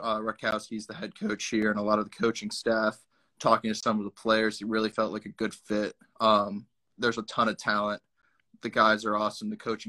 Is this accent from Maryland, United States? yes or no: no; Fishers, Indiana, United States; moved away as an adult; now in Florida, United States; I'm originally from Fishers, Indiana.